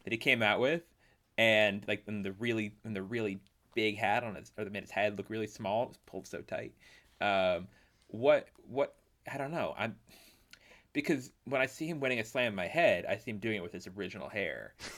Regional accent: Canada; as a Canadian

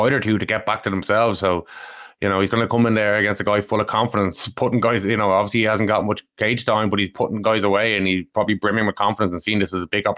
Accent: Ireland; we're Irish

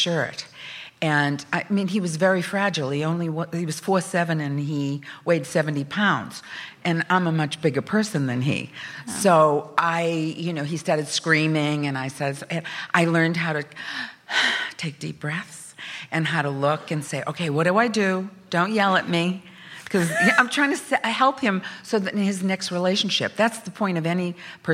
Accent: Salem, Massachusetts, United States; I grew up in Salem, Massachusetts.

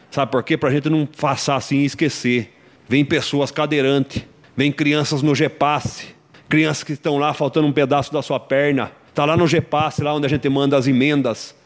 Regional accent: Sorocaba, São Paulo, Brazil; nasci aqui em Sorocaba. Tenho orgulho de ser sorocabano nato.

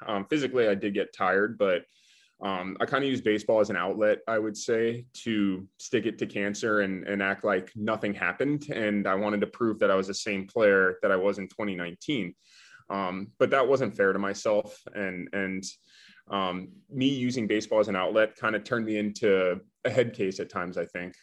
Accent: Florida, United States; moved away as an adult; I'm from Florida, and when I was in high school, I, I wanted to play for a Florida school

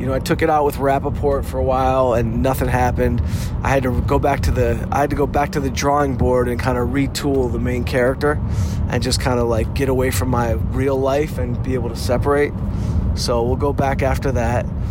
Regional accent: Detroit, Michigan, United States; I'm from Detroit

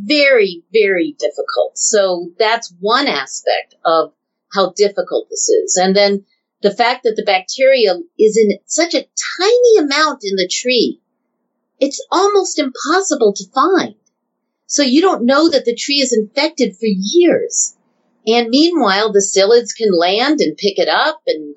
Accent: Southern California, United States; When I was growing up in Southern California

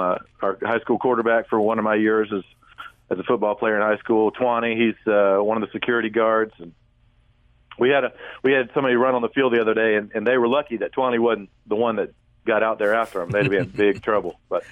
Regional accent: Georgia, United States; And just glad to be here in my home state. And just love being here to see, you know, family and friends

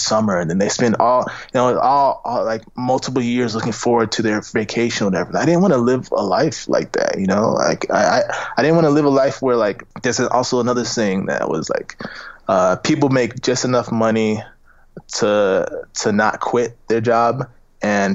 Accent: Tampa, Florida, United States; now in Los Angeles, United States; I'm from Tampa, Florida, and we're nowhere near

